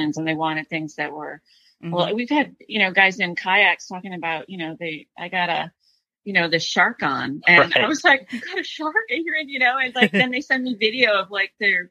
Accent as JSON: {"language": "English", "region": "Michigan", "country": "United States", "tie": "born or raised there", "moved": "yes", "said": "I grew up in Michigan"}